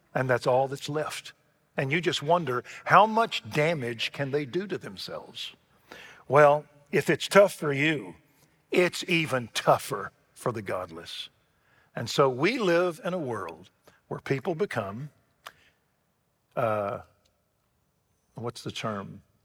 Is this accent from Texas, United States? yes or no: yes; Waco, Texas, United States; I grew up in Waco, Texas